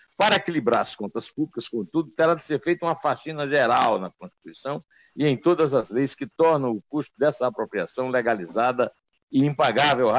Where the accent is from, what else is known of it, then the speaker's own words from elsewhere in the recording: sertão of Paraíba, Brazil; E eu nasci muito perto, lá no sertão da Paraíba, no sertão do Rio do Peixe